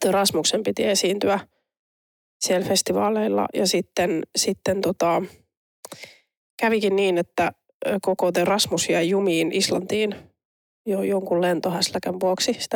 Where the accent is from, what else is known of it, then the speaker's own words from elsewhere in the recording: Turku, Southwest Finland, Finland; kun mä oon Turusta kotoisin